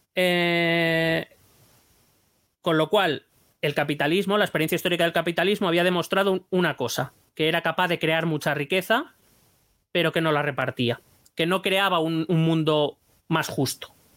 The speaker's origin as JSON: {"language": "Spanish", "country": "Spain", "said": "no me considero menos español"}